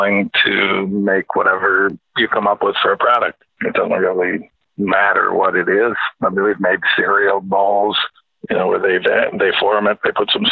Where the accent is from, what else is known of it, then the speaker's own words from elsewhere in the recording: Williams Bay, Wisconsin, United States; moved away as an adult; also born or lived in Alabama / Chicago area; I grew up in Williams Bay, Wisconsin